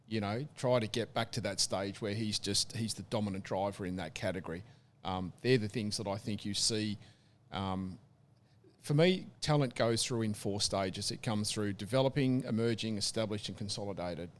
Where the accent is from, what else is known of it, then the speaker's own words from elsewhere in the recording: Tasmania, Australia; growing up in Tassie as a kid